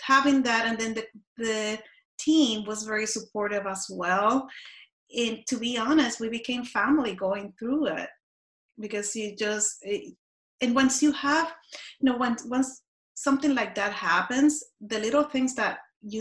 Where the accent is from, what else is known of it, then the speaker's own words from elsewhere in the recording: Puerto Rico; I grew up in Puerto Rico and we had hurricanes.